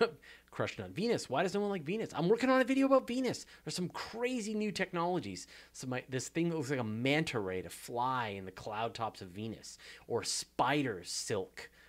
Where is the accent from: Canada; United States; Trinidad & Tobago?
Canada; accent: Canadian; my hilarious Canadian accent